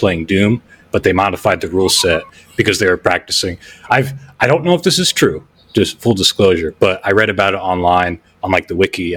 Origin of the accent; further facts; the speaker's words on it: New Jersey, United States; moved away as an adult; also born or lived in Amsterdam; I grew up in New Jersey, moved at one point when I was young